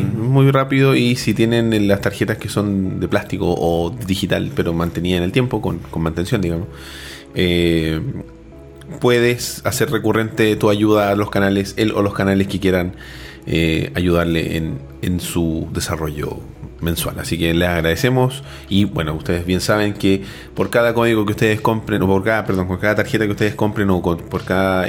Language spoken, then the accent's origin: Spanish; Chile; tenemos nosotros como chilenos